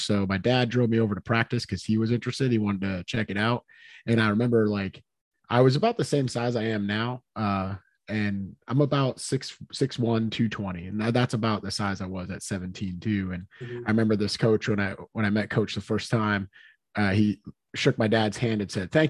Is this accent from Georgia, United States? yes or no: no; Hooksett, New Hampshire, United States; also born or lived in Manchester, New Hampshire; I am from Hooksett, New Hampshire, but I currently reside in Manchester, and I have lived in New Hampshire my entire life